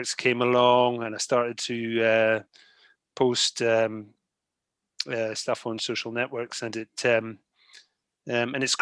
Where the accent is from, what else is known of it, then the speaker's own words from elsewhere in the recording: Perthshire, Scotland, United Kingdom; now in London, United Kingdom; I grew up in Perthshire, Scotland